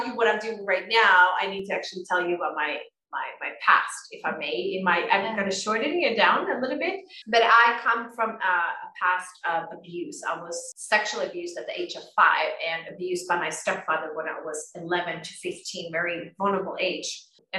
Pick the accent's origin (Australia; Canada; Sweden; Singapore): Sweden; Tyresö, Stockholm County; moved away as an adult; now in Costa Rica; I come from Sweden in a little town called Tyresö outside Stockholm. I'm actually living in Costa Rica right now